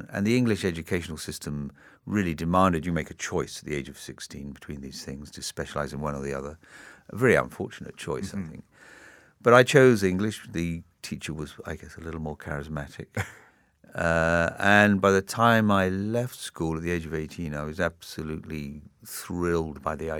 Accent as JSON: {"language": "English", "town": "Tripoli", "region": "Tripoli District", "country": "Libya", "tie": "born or raised there", "also_born_or_lived": "Singapore", "said": "I grew up partially in Singapore between the ages of 3 and 6, and then for the next 6 years in North Africa, in Libya, in Tripoli."}